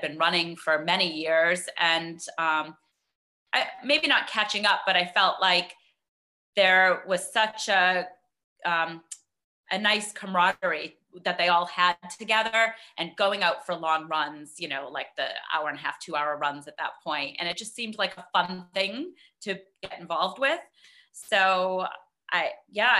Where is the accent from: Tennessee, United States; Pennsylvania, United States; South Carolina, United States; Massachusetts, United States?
Massachusetts, United States; Boston; moved away as an adult; now in Connecticut, United States; I am from the Boston area, originally. Grew up there, lived there until we moved to Connecticut about 15 years